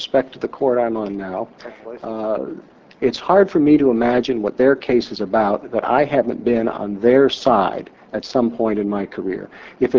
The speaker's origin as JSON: {"language": "English", "region": "Indiana", "country": "United States", "tie": "born or raised there", "said": "I was a, I would say, typical middle-class kid growing up in Indiana"}